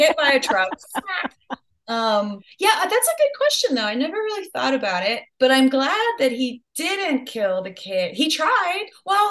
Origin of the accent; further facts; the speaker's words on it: Los Angeles, California, United States; I grew up in LA.